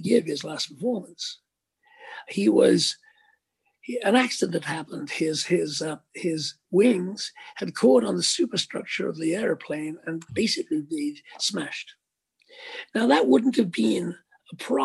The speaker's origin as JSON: {"language": "English", "town": "Liverpool", "region": "North West England", "country": "United Kingdom", "tie": "born or raised there", "said": "Speke Airport, which is the local airport in Liverpool, my hometown, my home city."}